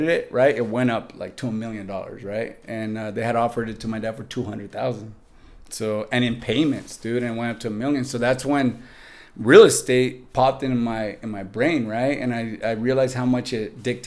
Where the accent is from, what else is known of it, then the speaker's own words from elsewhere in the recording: Santa Barbara, California, United States; moved away as an adult; now in San Diego, United States; growing up in Santa Barbara, my family rented a house for a long time.